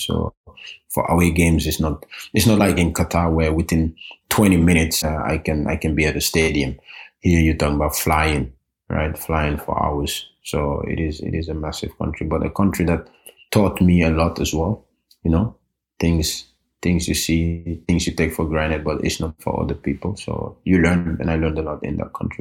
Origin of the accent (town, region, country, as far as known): Norway; born or raised there; also born or lived in Gambia